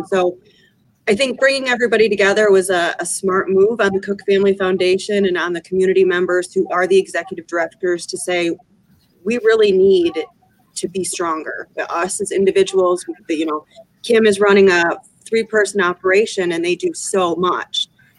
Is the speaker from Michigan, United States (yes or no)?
yes; Owosso, Michigan, United States; also born or lived in Palm Beach, Florida; I grew up in Owosso